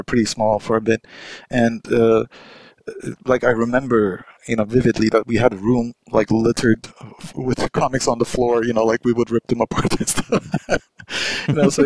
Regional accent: Ankara, Turkey; English is a second language; my hometown, Ankara

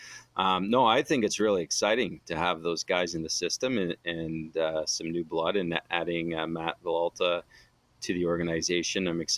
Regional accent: Ottawa, Ontario, Canada; Yeah, well, I grew up in Ottawa. My whole life and played junior hockey there.

